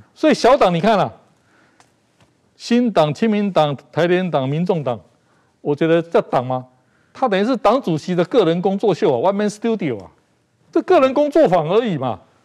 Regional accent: Taiwan; 我就是台湾人啊

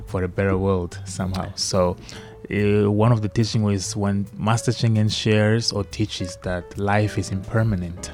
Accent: Maputo, Maputo City, Mozambique; English is a second language; I was born and raised in Maputo.

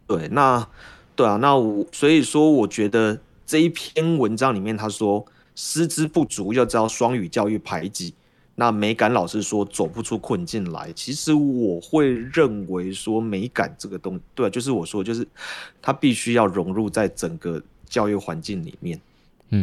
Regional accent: Taiwan; 我们台湾人

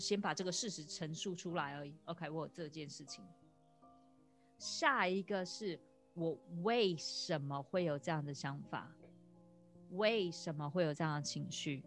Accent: Taiwan; moved away as an adult; now in Australia; 我在台湾长大，我到二十，呃，三十四岁的时候我才嗯。搬到澳洲来

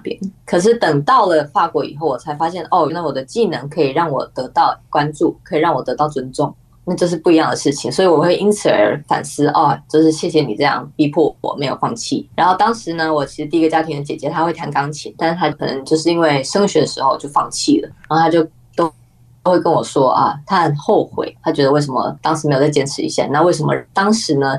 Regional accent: Taiwan; 因为我是亚洲人嘛，我是台湾人

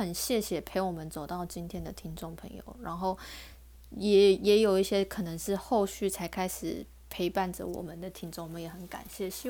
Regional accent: Taiwan

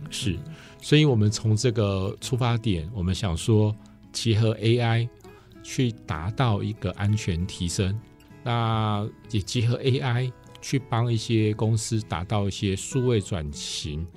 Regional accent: central Taiwan, Taiwan; 我是中部人，那我从小到大都在东海读书，呃，大部分应该说大学在东海读

